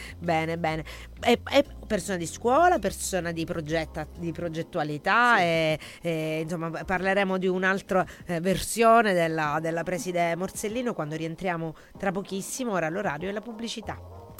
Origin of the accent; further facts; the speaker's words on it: Sicily, Italy; dalle nostre parti siciliane